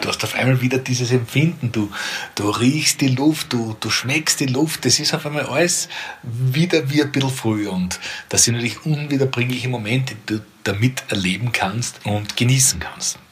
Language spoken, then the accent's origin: German; Perchtoldsdorf, Lower Austria, Austria; aus Berchtesdorf, meinem Heimatort, wo ich jetzt bei mir im Büro sitze